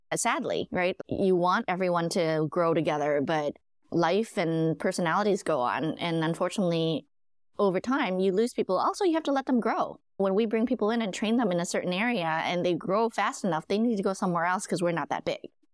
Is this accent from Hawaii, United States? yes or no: no; Minnesota, United States; moved away; also born or lived in San Francisco; I grew up in Minnesota